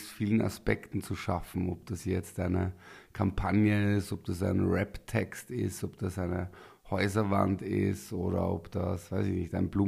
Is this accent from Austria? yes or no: yes; Linz, Upper Austria, Austria; ich komme quasi aus Linz, äh, aus dem Gemeindebau, alleinerziehende Mutter, ähm, eher, sage ich mal, äh, Arbeiterniveau.